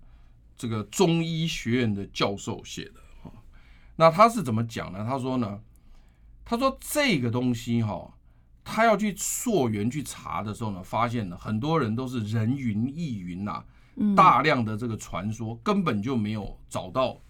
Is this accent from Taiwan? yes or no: yes; Taiwan; 所以因此你记不记得我们台湾人有一句话说，来刮天也杀哈，端午节之前不要收。